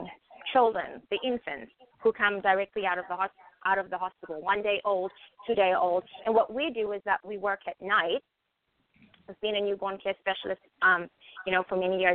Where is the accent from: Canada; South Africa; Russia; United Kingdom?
South Africa; moved away as an adult; now in United States; So I'm originally from South Africa, grew up in South Africa and was raised in South Africa.